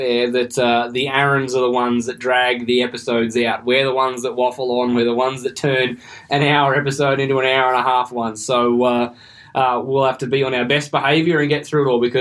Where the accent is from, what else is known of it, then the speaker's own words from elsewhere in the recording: Bathurst, New South Wales, Australia; We're from Bathurst